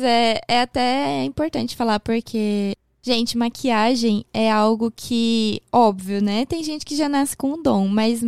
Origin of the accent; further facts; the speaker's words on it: Porto Alegre, Rio Grande do Sul, Brazil; moved away; also born or lived in Japan; eu sou de Porto Alegre.